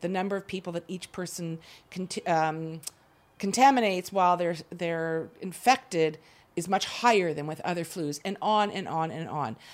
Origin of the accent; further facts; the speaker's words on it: Canada; moved away as an adult; now in Israel; I grew up in Canada. I lived there most of my life